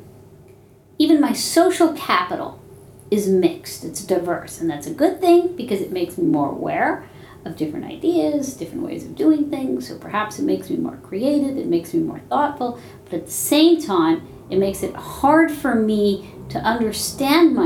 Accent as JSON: {"language": "English", "region": "New York", "country": "United States", "said": "I'm an Indian American female from New York"}